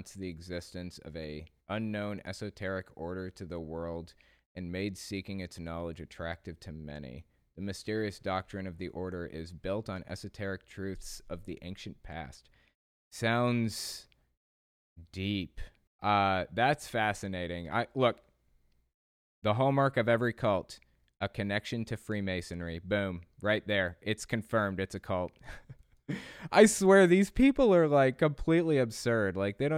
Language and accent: English; Australia; And yes, I'm Aussie.